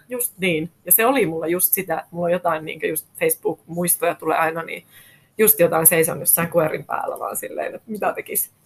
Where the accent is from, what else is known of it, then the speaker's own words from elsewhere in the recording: Rovaniemi, Lapland, Finland; also born or lived in London, United Kingdom / Helsinki, Finland; now in Äkäslompolo, Finland; minä olen alun perin Rovaniemeltä kotoisin, eli lappilainen.